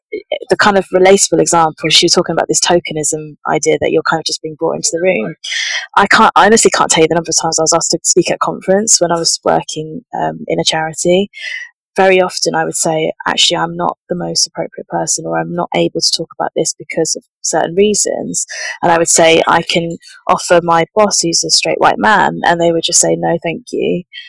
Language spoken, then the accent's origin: English; St Albans, East of England, United Kingdom; I grew up in St. Albans in a very, very white environment.